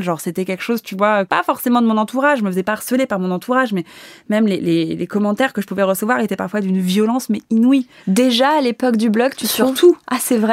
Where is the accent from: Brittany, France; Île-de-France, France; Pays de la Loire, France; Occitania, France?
Île-de-France, France; Paris; Moi, je suis née à Paris, je suis née dans Paris. Euh, je suis pas euh, cette nana qui vient de province